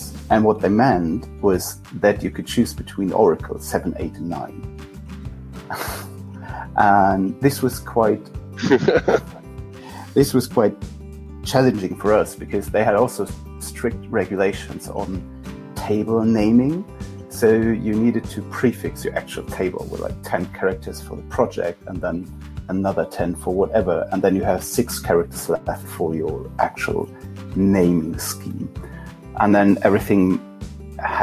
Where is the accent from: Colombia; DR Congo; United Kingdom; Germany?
Germany; Kassel, Hesse; I'm running a Java user group in my hometown, Kassel.